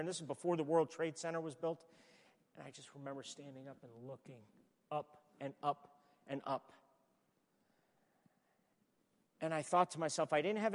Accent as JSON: {"language": "English", "town": "New York City", "region": "New York", "country": "United States", "tie": "born or raised there", "said": "I was born in Brooklyn"}